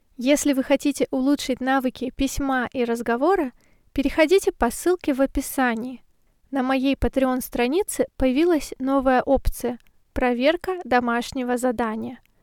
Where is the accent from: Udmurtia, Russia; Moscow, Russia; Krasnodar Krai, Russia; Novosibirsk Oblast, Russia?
Novosibirsk Oblast, Russia; Novosibirsk; now in Saint Petersburg, Russia; Я родилась в Сибири, в городе Новосибирск